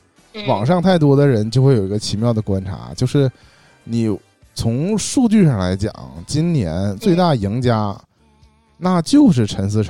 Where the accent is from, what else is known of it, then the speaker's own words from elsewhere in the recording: Shenyang, Liaoning, China; 我我们沈阳人是这样的。